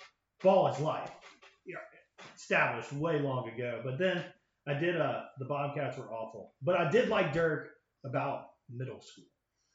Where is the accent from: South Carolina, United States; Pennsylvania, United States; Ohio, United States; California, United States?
South Carolina, United States; We're from the South, right? Like, South Carolina, there's no NBA team near here.